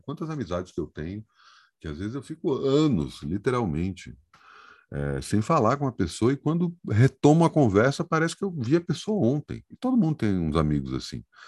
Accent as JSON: {"language": "Portuguese", "town": "Brasília", "region": "Federal District", "country": "Brazil", "tie": "born or raised there", "said": "eu sou brasiliense, eu não tenho alternativa a não ser brasiliense, né? Eu nasci em Brasília"}